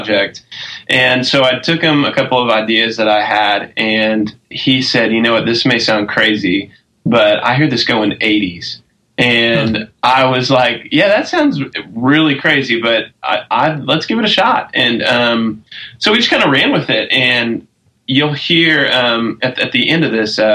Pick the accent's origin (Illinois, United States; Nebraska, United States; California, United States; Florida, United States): Nebraska, United States; Omaha; moved away as an adult; also born or lived in Fort Worth, Texas / Knoxville, Tennessee; now in Nashville, United States; I grew up in Omaha, Nebraska, and lived there until I was 18